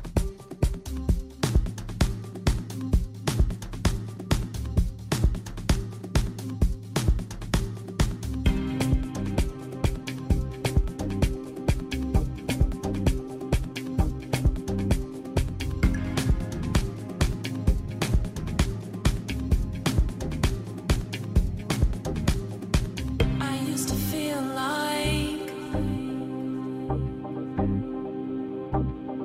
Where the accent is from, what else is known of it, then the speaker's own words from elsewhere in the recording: Cape Verde; now in Manchester, United Kingdom; I'm from Cape Verde. I live in UK, Manchester.